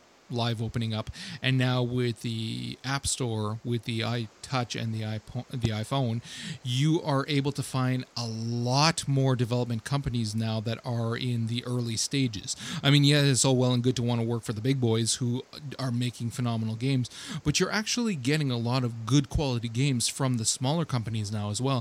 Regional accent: Ottawa, Ontario, Canada; I'm actually from Ottawa, Ontario, in Canada.

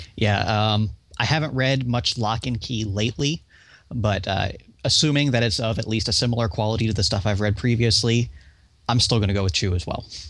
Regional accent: United States; I'm American, I don't speak proper

